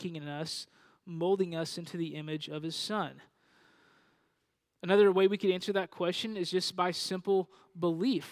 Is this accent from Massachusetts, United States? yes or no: no; Panhandle, Texas, United States; now in Dallas-Fort Worth, United States; I grew up in a region of Texas known as the Panhandle, and a town in the middle of that region called Panhandle